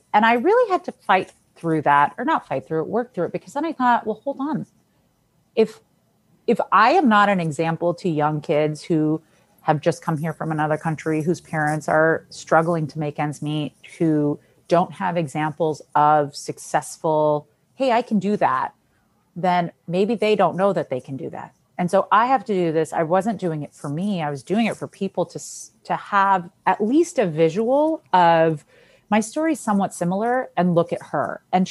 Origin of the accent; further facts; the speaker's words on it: Argentina; I never led with, I'm from Argentina, I'm a Latina, like whatever.